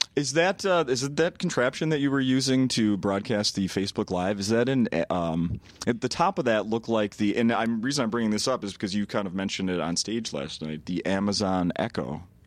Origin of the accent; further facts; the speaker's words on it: Saint Paul, Minnesota, United States; I grew up born and raised in Saint Paul